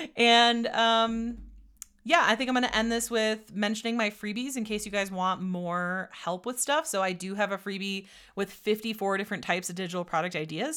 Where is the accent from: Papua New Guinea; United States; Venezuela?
United States; Door County, Wisconsin; also born or lived in Menomonie, Wisconsin; I grew up in Door County, Wisconsin